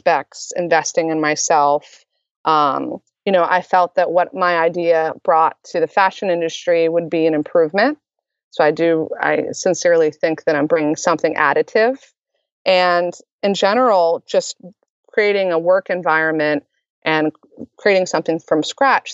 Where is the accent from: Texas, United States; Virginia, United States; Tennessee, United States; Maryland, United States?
Maryland, United States; moved away as an adult; also born or lived in New York City; I'm originally from Maryland